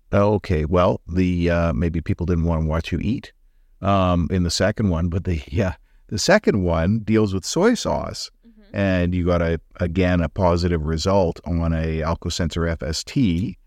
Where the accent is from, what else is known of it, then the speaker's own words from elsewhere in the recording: Alberta, Canada; now in British Columbia, Canada; I'm from Alberta.